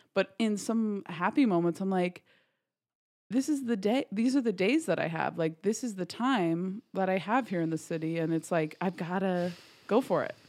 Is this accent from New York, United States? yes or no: yes; Garrison, New York, United States; I am from, smallest little town called Garrison, New York